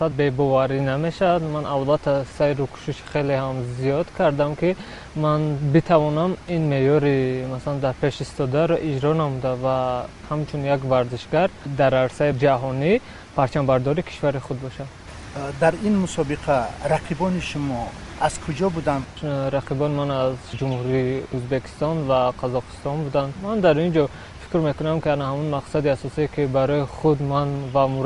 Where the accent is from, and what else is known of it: Shahrtuz District, Khatlon, Tajikistan; born or raised there; also born or lived in Dushanbe